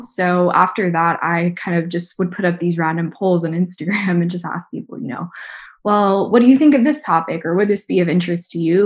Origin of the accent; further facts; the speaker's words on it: the South, United States; I grew up in the South in the United States